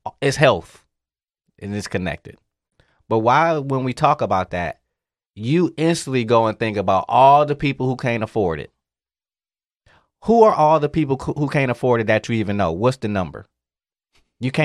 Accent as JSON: {"language": "English", "town": "Detroit", "region": "Michigan", "country": "United States", "also_born_or_lived": "Florida", "moved": "yes", "said": "I'm from Detroit"}